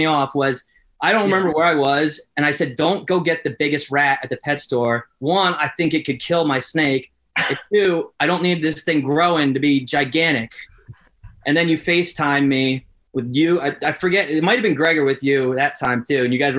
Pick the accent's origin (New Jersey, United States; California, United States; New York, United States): New Jersey, United States; North Jersey.